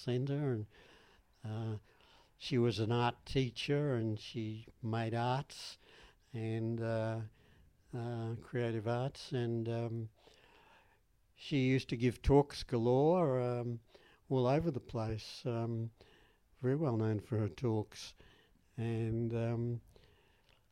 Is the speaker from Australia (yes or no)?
yes; Australia; I'm from Australia